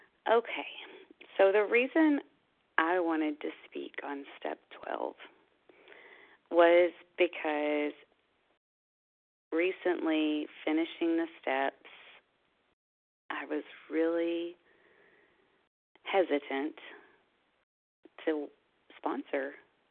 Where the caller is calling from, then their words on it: Kentucky, United States; I am a recovered compulsive overeater from Kentucky, but I'm actually calling from Longboat Key, Florida this morning.